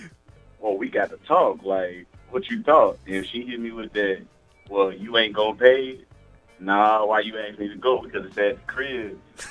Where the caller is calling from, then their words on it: St. Louis, Missouri, United States; This is …. I'm in St. Louis right now.